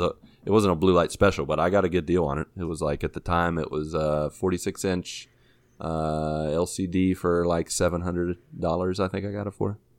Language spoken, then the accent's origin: English; Washington, Pennsylvania, United States; my hometown in Washington, P A.